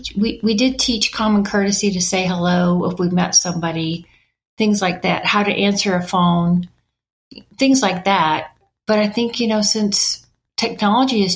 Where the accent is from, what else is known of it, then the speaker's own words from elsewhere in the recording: Knoxville, Tennessee, United States; illustrators that were in my hometown, Knoxville, Tennessee